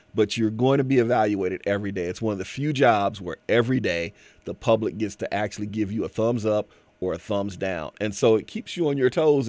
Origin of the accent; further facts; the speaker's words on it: Canton, Ohio, United States; I'm from Canton, Ohio